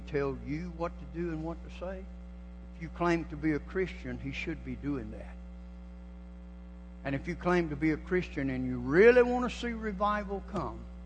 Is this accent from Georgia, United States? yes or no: yes; Georgia, United States; I'm from Georgia. I was born and raised a Georgia cracker